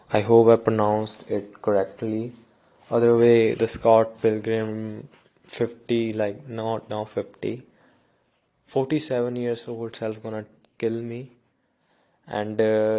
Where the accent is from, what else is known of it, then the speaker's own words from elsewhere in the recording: India; English is a second language; I am from India, definitely some words are really hard to pronounce